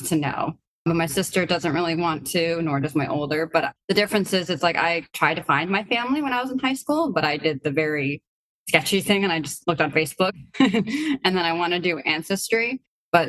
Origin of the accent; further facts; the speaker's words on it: New Hampshire, United States; also born or lived in Biysk, Russia; I grew up in a small town in New Hampshire